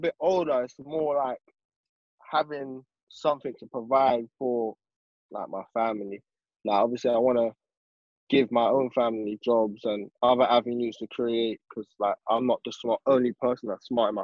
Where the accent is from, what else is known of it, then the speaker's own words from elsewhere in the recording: London, United Kingdom; We come from West London, 23-year-old.